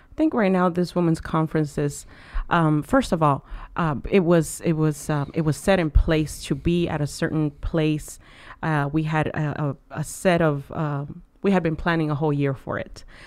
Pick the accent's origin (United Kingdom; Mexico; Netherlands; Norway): Mexico; now in United States; I was born in Mexico.